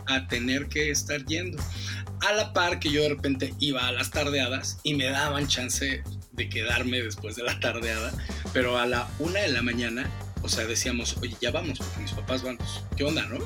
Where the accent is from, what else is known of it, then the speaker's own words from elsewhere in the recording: Mexico; moved away as an adult; also born or lived in England; soy el mexicano